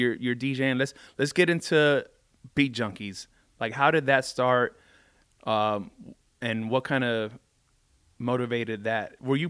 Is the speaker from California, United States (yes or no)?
yes; Carson, California, United States; I'm from Carson.